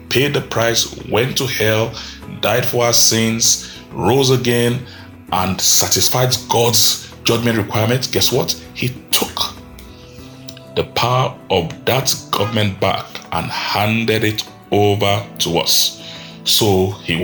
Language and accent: English; Nigeria; I live in Nigeria, I'm a Nigerian.